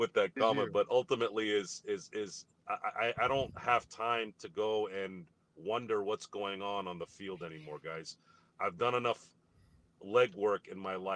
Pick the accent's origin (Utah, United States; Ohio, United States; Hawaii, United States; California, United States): California, United States; Turlock; back when I was growing up in Turlock, California